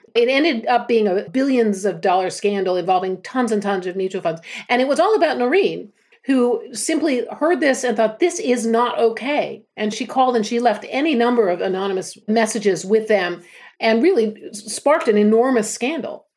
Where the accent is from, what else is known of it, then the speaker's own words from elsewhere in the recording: United States; moved away as an adult; now in United Kingdom; being American